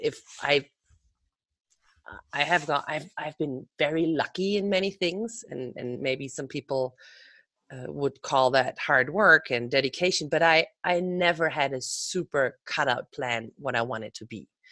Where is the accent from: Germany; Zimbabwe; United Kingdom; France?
Germany; also born or lived in Netherlands / Amsterdam, Netherlands; now in United States; I am originally from Germany. I lived in Holland more than half of my life.